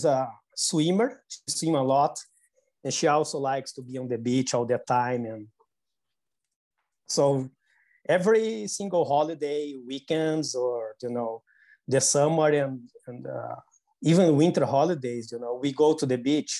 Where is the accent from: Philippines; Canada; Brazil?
Brazil; Porto Alegre, Rio Grande do Sul; I was born in South Brazil, in a city called Porto Alegre.